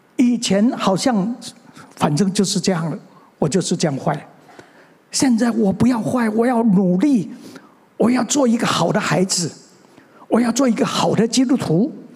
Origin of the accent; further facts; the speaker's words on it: Mingjian, Nantou County, Taiwan; also born or lived in Xinwu, Taoyuan; 其实我生下来， 我是生在南投的民间乡的一个乡下